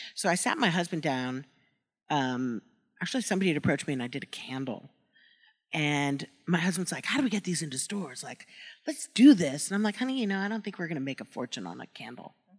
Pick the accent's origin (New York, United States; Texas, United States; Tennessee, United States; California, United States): New York, United States; I grew up in New York